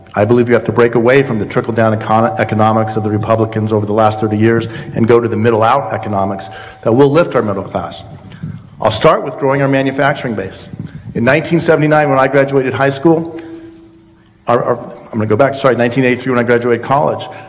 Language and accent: English; Colorado, United States; now in Illinois, United States; I come from Colorado